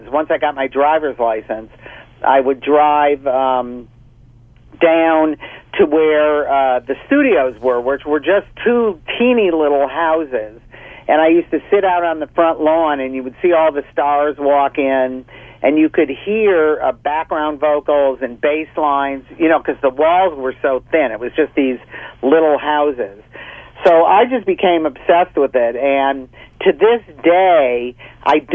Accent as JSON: {"language": "English", "town": "Detroit", "region": "Michigan", "country": "United States", "tie": "born or raised there", "said": "I grew up in Detroit in the 50s and 60s"}